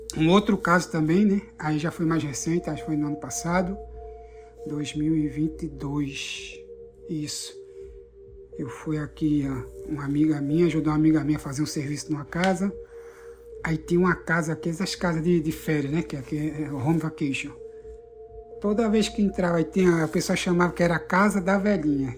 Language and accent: Portuguese; Recife, Pernambuco, Brazil; moved away as an adult; now in Orlando, United States; eu moro atualmente, estou morando aqui nos Estados Unidos, né, em Orlando, é, mas eu sou natural de Recife, Pernambuco.